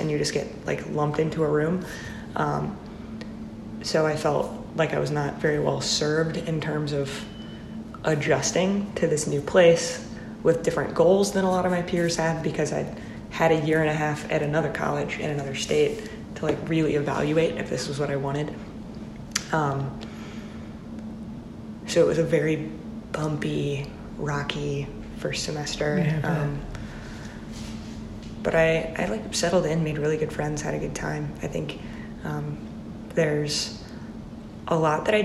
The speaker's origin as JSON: {"language": "English", "town": "Joplin", "region": "Missouri", "country": "United States", "also_born_or_lived": "Nashville, Tennessee", "moved": "as an adult", "lives_now": "Boston, United States", "said": "I am from Joplin, Missouri"}